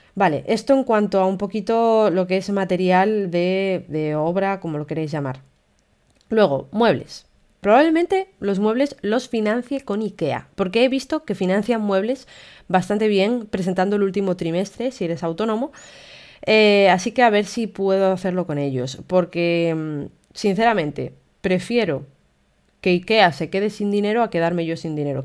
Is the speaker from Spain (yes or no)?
yes; Castile and León, Spain; now in Gijón, Spain; yo soy de León, que hace muchísimo frío en invierno. De hecho, ahora mismo a estas horas está nevando y hay medio metro de nieve en mi pueblo